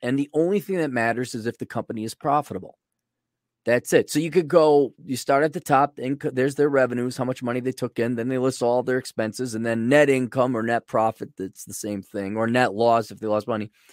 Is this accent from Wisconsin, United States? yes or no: yes; Milwaukee, Wisconsin, United States; growing up in Milwaukee